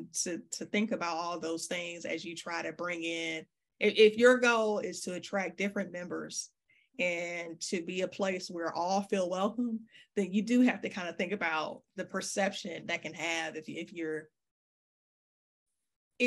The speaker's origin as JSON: {"language": "English", "town": "Detroit", "region": "Michigan", "country": "United States", "said": "I'm from Detroit"}